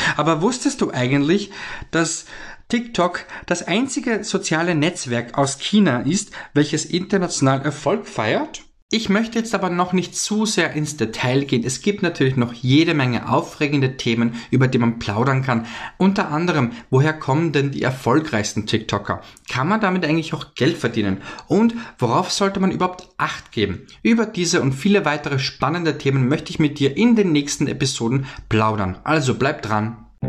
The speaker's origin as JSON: {"language": "German", "region": "Vienna", "country": "Austria", "said": "komme aus der wunderschönen Stadt Wien in Österreich"}